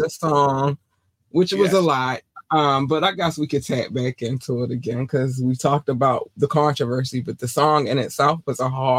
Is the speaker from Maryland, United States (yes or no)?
yes; Baltimore, Maryland, United States; also born or lived in North Carolina; Especially because I was born in North Carolina, and in North Carolina we had one black station and all the rest of them was everything else. And then we moved to Baltimore, and then I had all the black stations